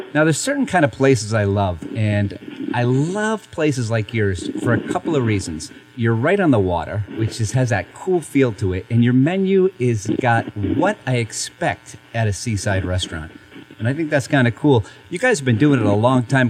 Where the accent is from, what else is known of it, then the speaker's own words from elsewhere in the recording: Hatfield, Massachusetts, United States; moved away; I'm actually back home today and my hometown of Hatfield, Massachusetts, which is considered the asparagus capital of the world